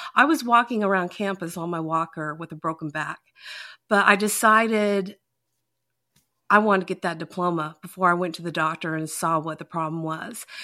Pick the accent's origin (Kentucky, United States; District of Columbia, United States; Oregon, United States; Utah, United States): Utah, United States; now in Georgia, United States; I'm originally from Utah